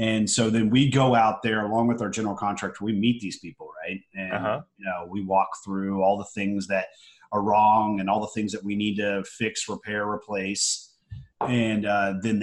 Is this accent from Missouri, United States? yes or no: no; Houston, Texas, United States; also born or lived in Roswell, New Mexico / Lubbock, Texas / Austin, Texas; I grew up here in Houston